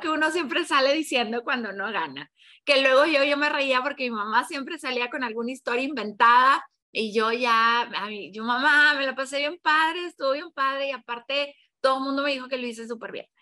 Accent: Mexico; also born or lived in Tamaulipas / Mexico City; soy mexicana, yo vivo en, en Tamaulipas, que es un estado que está pegado con la frontera

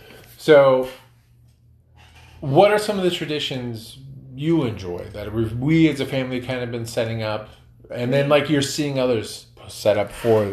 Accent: Northern California, Midwest, United States; moved away; Not where we live now, but like when I was a kid growing up in the Midwest or even Northern California

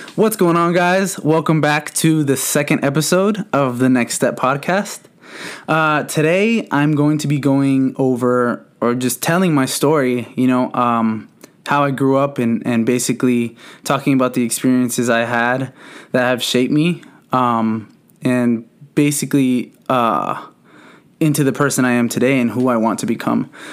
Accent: San Bernardino, California, United States; I grew up in San Bernardino. Um, for those of you who don't know, the city is Southern California

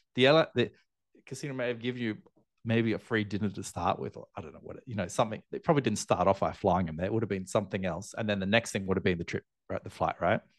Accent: Australia; moved away as an adult; now in Asia; I'm Australian, obviously, living in, in Asia now

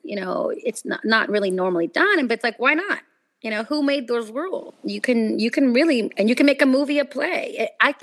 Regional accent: Sacramento, California, United States; moved away as an adult; now in Los Angeles, United States; I interned for the news locally in my hometown in Sacramento

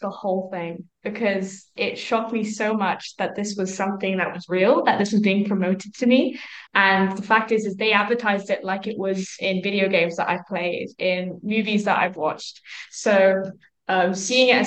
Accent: United Kingdom; I'm from the UK

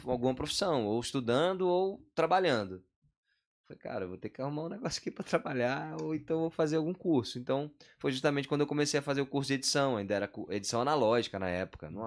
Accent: Rio de Janeiro, Brazil; Eu sou carioca, sou natural do Rio de Janeiro. Morava no bairro de Irajá.

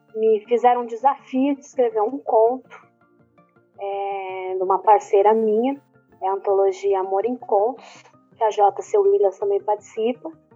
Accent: São Paulo, Brazil; sou paulista, paulistana

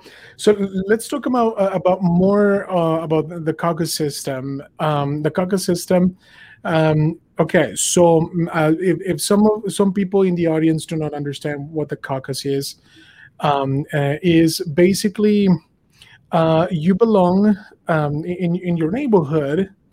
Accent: Mexico; now in United States; You know, I'm an immigrant. You know, I came here from Mexico, and I was super tired of their policies.

